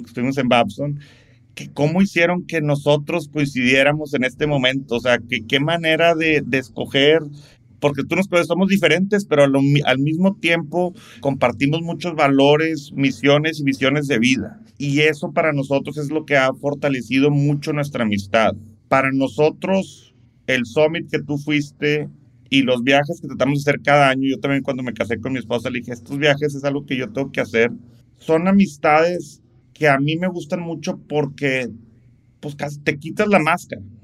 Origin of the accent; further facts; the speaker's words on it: Monterrey, Nuevo León, Mexico; soy regio, soy de Monterrey, soy rayado